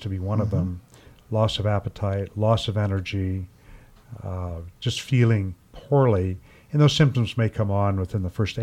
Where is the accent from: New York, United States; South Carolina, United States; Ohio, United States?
Ohio, United States; growing up in Ohio